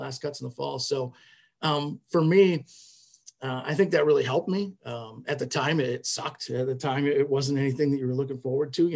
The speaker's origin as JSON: {"language": "English", "town": "New Glarus", "region": "Wisconsin", "country": "United States", "tie": "born or raised there", "said": "I'm from the booming metropolis of New Glarus"}